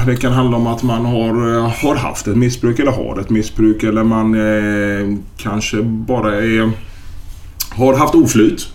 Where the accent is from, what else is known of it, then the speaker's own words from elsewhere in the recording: Gothenburg, Västra Götaland, Sweden; moved away as an adult; also born or lived in Malmö; då är jag hemma i Göteborg